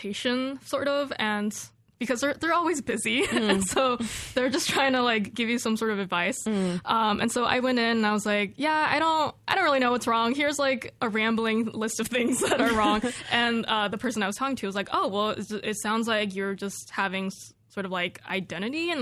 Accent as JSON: {"language": "English", "region": "California", "country": "United States", "tie": "born or raised there", "moved": "as an adult", "lives_now": "Corvallis, United States", "said": "when I was growing up in California"}